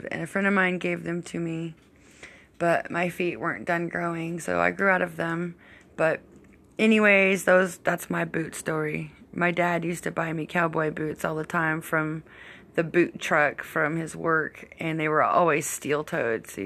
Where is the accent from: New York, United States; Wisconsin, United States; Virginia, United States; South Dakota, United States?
South Dakota, United States; I was born in South Dakota.